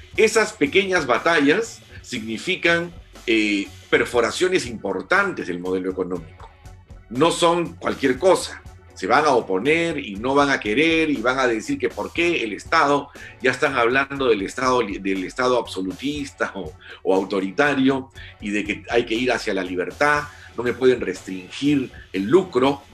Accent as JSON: {"language": "Spanish", "country": "Peru", "said": "todos somos peruanos"}